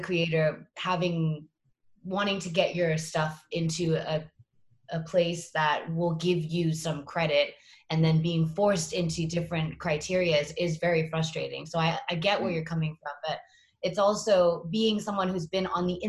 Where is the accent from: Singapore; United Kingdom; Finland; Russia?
Singapore; moved away as an adult; also born or lived in Boston / New York / Los Angeles; growing up in Singapore